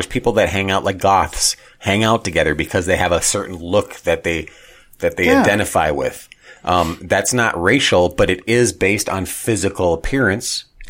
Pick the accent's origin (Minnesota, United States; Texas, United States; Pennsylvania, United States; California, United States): Minnesota, United States; growing up in Minnesota in a Lutheran background, not hardcore religious, but Lutheran.